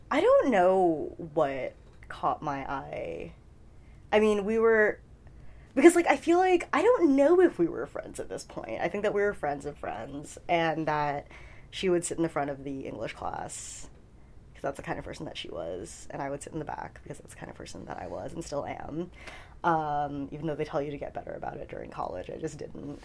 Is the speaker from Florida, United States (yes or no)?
no; New York City, New York, United States; also born or lived in Flushing, Queens; I was born in Flushing, Queens uh, in 1990